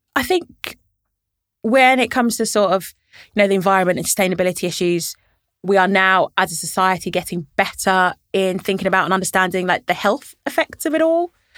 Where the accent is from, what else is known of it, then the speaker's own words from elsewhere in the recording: London, United Kingdom; also born or lived in Birmingham; I grew up in Camden, so I've lived in Camden my whole life